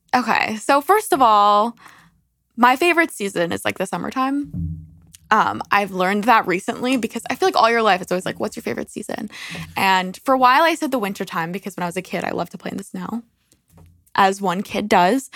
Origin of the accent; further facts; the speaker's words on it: New York, United States; we're from New York